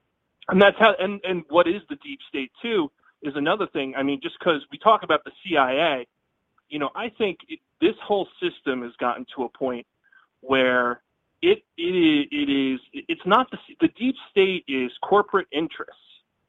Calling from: Pennsylvania, United States; from Pennsylvania.

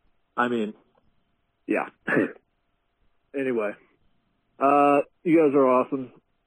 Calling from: Montana, United States; I'm calling from Montana.

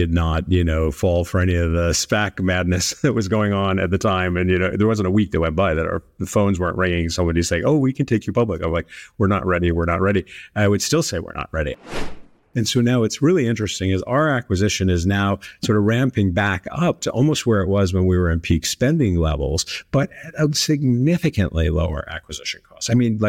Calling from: San Francisco, California, United States; I am here in downtown San Francisco.

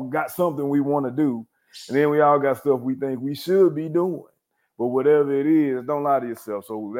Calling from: Irving, Texas, United States; Man, I am in Irving, Texas, man. I'm actually in Las Colinas, a little small suburb out here in Irving, Texas.

